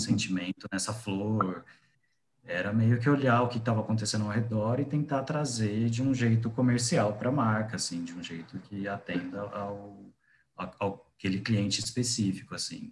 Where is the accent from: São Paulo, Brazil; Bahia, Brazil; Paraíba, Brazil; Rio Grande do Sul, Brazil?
São Paulo, Brazil; Guaraçaí; moved away as an adult; also born or lived in Paraná; now in São Paulo, Brazil; Eu saí de Guaraçaí com 19 anos e fui morar no Paraná para fazer faculdade de design.